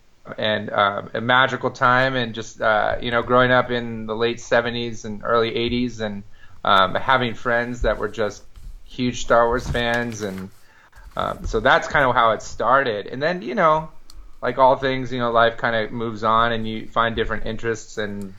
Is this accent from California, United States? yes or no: yes; Marin County, California, United States; I was born in Lucas Valley, California. I'm born and raised in Marin County. And so I live, my family home is still maybe a 15-minute drive from Skywalker Ranch.